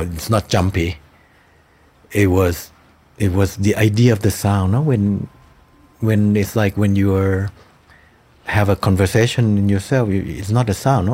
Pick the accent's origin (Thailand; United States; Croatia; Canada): Thailand; Cemetery of Splendor that takes place in my hometown